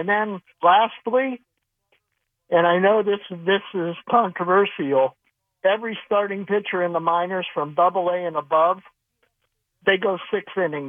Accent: Ohio, United States; now in Hartford, United States; I'm from Ohio.

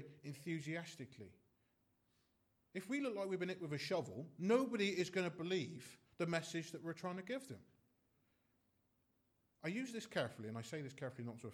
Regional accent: United Kingdom; we're British

